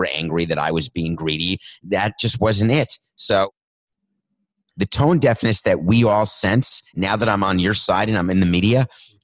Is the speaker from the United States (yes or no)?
yes; New York, United States; It's only 1980s when I was growing up in New York